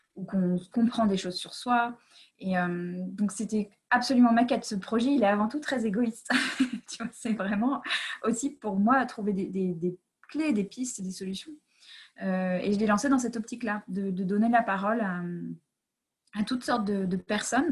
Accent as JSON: {"language": "French", "country": "United States", "tie": "born or raised there", "moved": "yes", "said": "j'ai grandi aux États-Unis"}